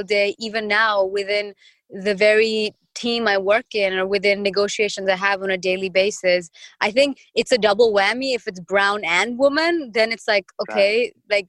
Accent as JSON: {"language": "English", "country": "India", "said": "I am from India and I am from this culture"}